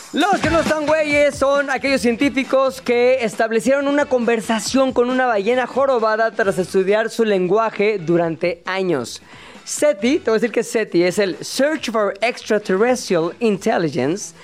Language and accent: Spanish; Mexico; yo como mexicano